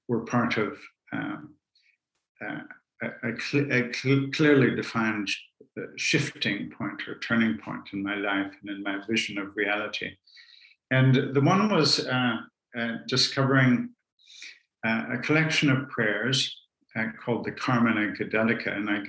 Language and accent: English; Canada; moved away as an adult; also born or lived in Edinburgh, Scotland; I'm of Celtic stock. My father was from Ireland and my mother was from Scotland. And I grew up in Canada, partly educated in Canada, before returning to Edinburgh in Scotland to complete my theological studies.